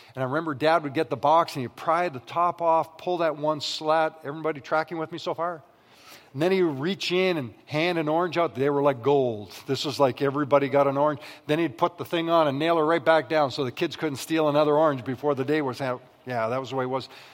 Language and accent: English; Western Canada, Canada; I grew up in the West